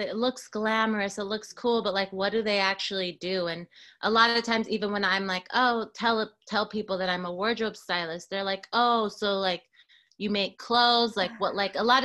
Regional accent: Seattle, Washington, United States; moved away as an adult; now in Los Angeles, United States; I'm from Seattle, Washington, originally

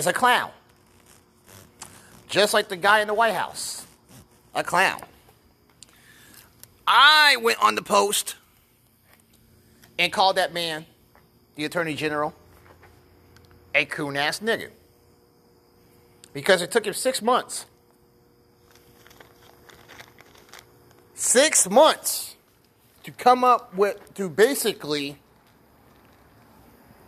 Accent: Olathe, Kansas, United States; here in Olathe, Kansas, in my hometown.

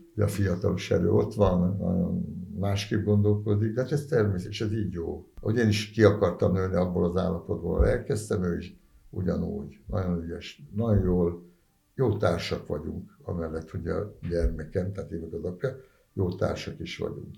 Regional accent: Budapest, Hungary; ott a Kőbányán 10. keretben nőttem föl

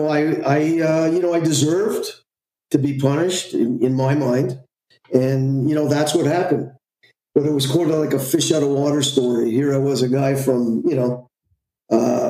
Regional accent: Montreal, Quebec, Canada; I'm from Montreal, Canada

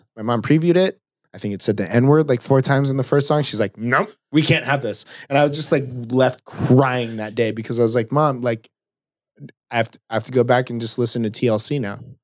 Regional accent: South Orange County, California, United States; I grew up in South Orange County

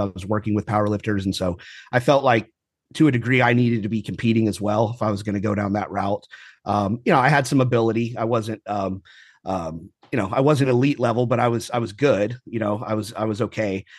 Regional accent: Houston, Texas, United States; also born or lived in Kingwood, Texas / California; I more or less lived here my whole life, uh, brief stint, um, out in California when I was in the Marine Corps. Um, but more or less lived, uh, in Houston my whole life

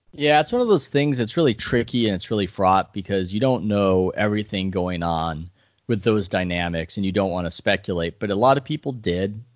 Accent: San Diego, California, United States; I grew up in San Diego.

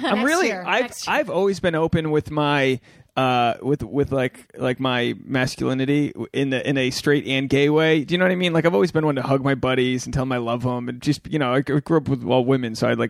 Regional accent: Rhode Island, United States; moved away; Rhode Island where I'm from

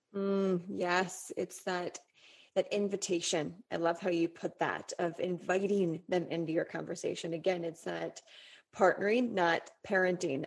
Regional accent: Colorado, United States; moved away; I grew up in Colorado

